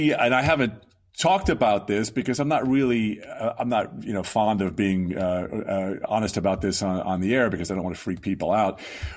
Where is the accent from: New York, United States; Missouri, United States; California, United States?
New York, United States; Long Island; My parents ran the church when I was growing up on Long Island.